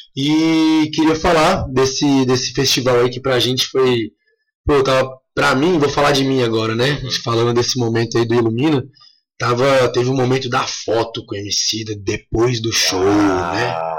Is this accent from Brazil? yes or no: yes; Brasília, Federal District, Brazil; now in Chapada dos Veadeiros, Brazil; que sou de Brasília